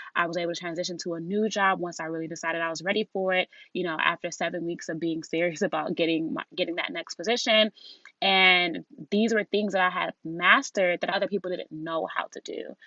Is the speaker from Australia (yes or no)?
no; Nigeria; being Nigerian